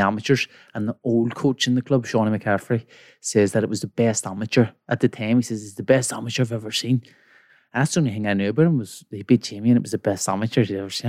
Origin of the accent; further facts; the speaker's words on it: Belfast, Northern Ireland, United Kingdom; from Belfast, West Belfast